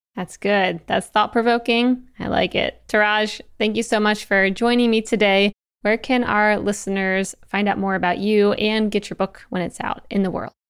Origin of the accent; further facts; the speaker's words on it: Eastern Shore, Maryland, United States; I'm from Maryland, the Eastern Shore